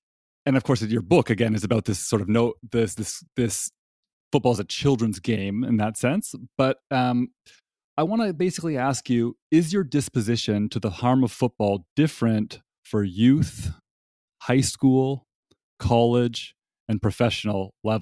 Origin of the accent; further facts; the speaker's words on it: Toronto, Ontario, Canada; now in North Carolina, United States; raised as a Canadian in Toronto